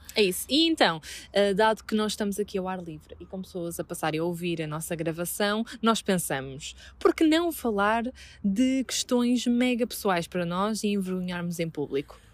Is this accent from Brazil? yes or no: no; Vila Nova de Gaia, Norte, Portugal; estou na minha terra